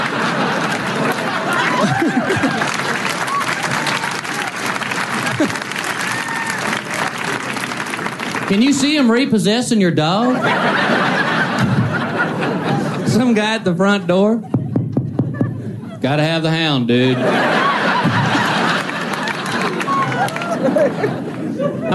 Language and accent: English; Texas, United States; moved away as an adult; I'm originally from Texas. I was born. I like being from there. I like being from Texas because you grow up with their little Texas sayings.